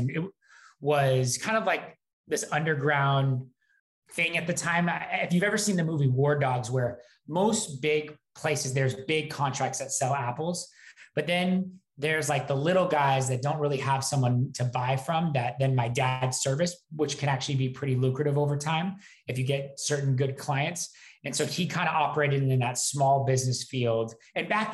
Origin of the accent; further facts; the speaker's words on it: Wenatchee, Washington, United States; I'm from Wenatchee, Washington, a small town